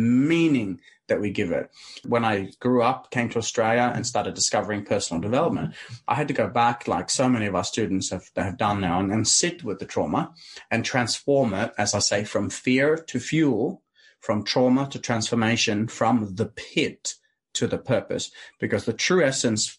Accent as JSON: {"language": "English", "town": "Arendal", "region": "Agder", "country": "Norway", "tie": "born or raised there", "second_language": "English", "said": "I grew up in a tiny town called Arendale."}